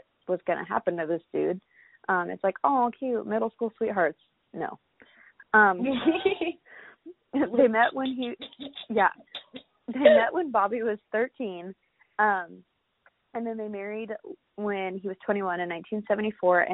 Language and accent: English; Florida, United States; growing up in Florida